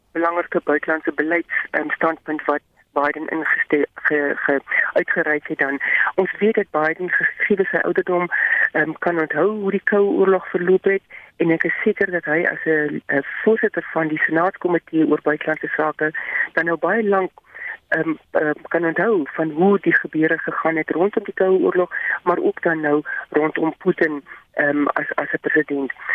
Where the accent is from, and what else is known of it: South Africa